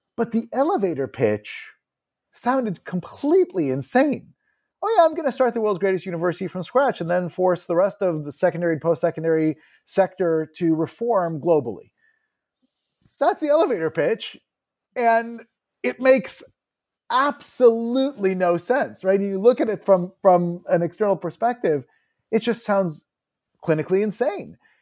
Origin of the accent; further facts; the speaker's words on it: Montclair, New Jersey, United States; also born or lived in Israel / Ithaca, New York; I was born in Israel and, uh, did, uh, my, most of my elementary school in there. I did, I spent a year, uh, in third grade when, F, in Ithaca, where my father was a, uh, visiting, uh, professor at Cornell. and then beginning in fifth grade, moved to New Jersey and, uh, grew up in the public school system in Montclair, New Jersey